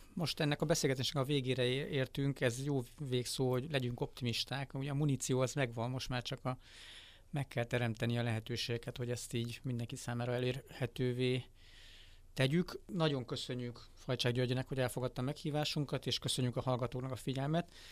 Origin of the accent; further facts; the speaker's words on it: Hungary; nekem magyarként